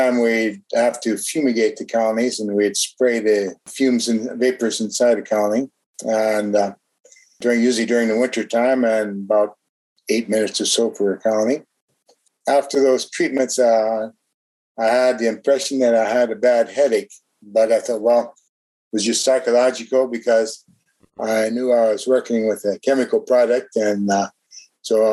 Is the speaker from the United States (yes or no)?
yes; Ypsilanti, Michigan, United States; moved away as an adult; also born or lived in Ohio / Texas / New York / Germany; now in France; I'm originally from the United States, born in Ypsilanti, Michigan, lived in Ohio